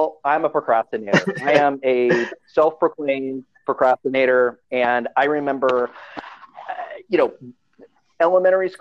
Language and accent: English; Hilton Head Island, South Carolina, United States; also born or lived in Chicago; I grew up in Hilton Head Island